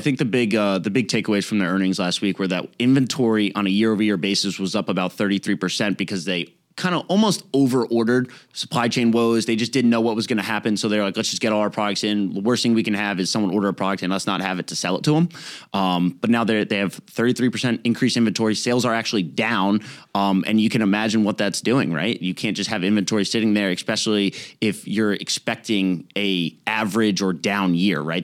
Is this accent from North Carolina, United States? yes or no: yes; Raleigh, North Carolina, United States; we're from Raleigh, North Carolina